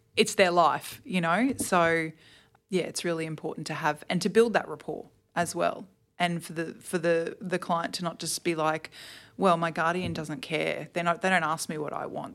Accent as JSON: {"language": "English", "town": "Toowoomba", "region": "Queensland", "country": "Australia", "tie": "born or raised there", "lives_now": "Brisbane, Australia", "said": "I grew up in, uh, Toowoomba, actually. Um, I lived there until I was twenty-one"}